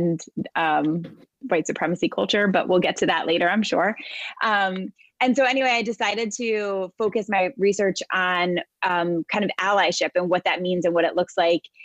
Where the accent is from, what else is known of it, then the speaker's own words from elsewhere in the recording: New York City, New York, United States; I am a New Yorker, born and raised. I live most of my life in and around New York City area